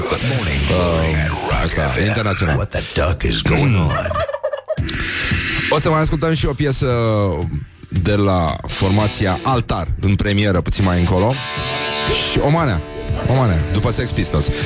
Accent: Greece; Nu îmi place nici muzica grecească, deși sunt grec, o urăsc, mă scoate din minți, m-a terminat aia că în copilărie.

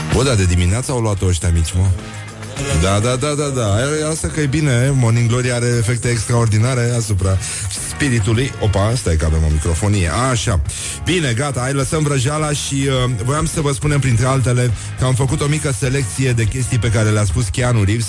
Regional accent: Brăila, Brăila County, Romania; care sunt din Brăila

